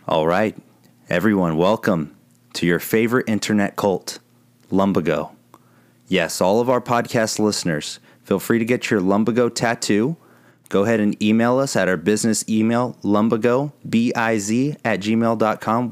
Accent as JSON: {"language": "English", "town": "San Antonio", "region": "Texas", "country": "United States", "said": "I'm from San Antonio."}